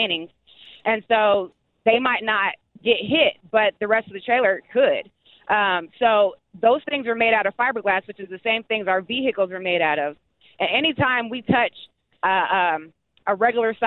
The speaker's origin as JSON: {"language": "English", "town": "Bonner Springs", "region": "Kansas", "country": "United States", "tie": "born or raised there", "said": "I was raised in Bonner Springs"}